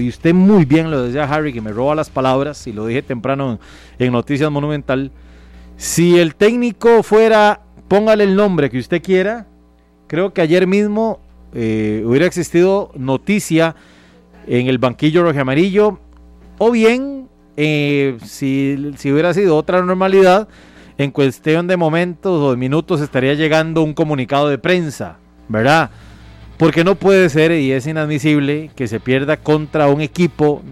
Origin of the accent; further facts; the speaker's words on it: Costa Rica; si yo fuera herediano, pero lo veo como costarricense